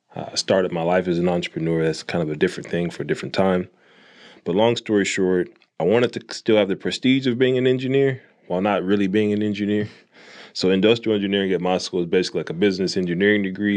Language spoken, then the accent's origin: English; Jonesboro, Arkansas, United States; also born or lived in Fayetteville, Arkansas; the first factory I worked at was for Frito Lay in my hometown